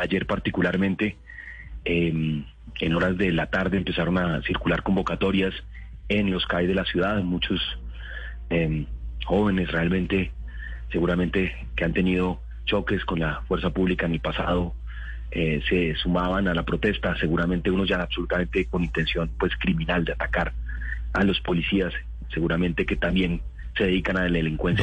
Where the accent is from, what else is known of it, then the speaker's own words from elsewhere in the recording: Colombia; todos somos colombianos